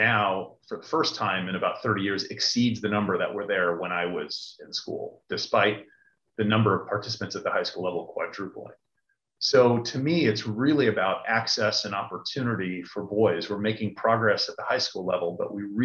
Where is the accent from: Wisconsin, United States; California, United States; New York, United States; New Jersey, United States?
New York, United States; Niskayuna; I grew up in upstate New York, a small town called Niskayuna, which is a suburb of Schenectady.